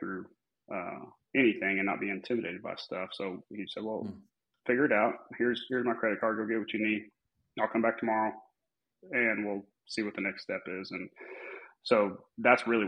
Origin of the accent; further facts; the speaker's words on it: Amarillo, Texas, United States; Born and raised, never left